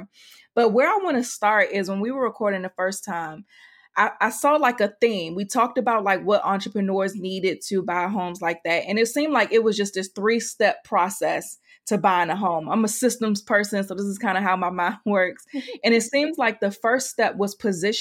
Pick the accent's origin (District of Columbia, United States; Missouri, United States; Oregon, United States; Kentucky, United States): District of Columbia, United States; Washington; in Washington, D.C. in my hometown